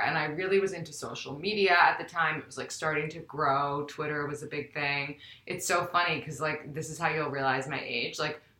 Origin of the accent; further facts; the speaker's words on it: New York City, New York, United States; I'm from New York City, like yourself. and also went to Spence. We have that in common. And I'm 29.